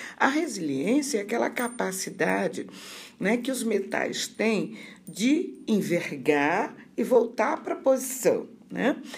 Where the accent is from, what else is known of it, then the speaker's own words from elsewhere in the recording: Rio de Janeiro, Brazil; moved away as an adult; also born or lived in Santa Maria, Rio Grande do Sul; now in Sergipe, Brazil; eu sou carioca da gema, né? Nasci no Rio de Janeiro, me formei no Rio de Janeiro